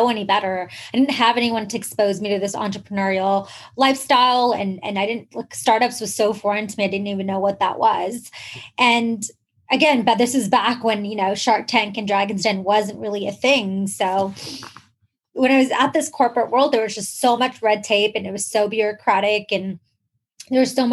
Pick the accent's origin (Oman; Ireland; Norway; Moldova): Oman; moved away as an adult; also born or lived in Canada; I was actually born and raised in the Middle East, in this like small country called Oman, which is between Yemen and Dubai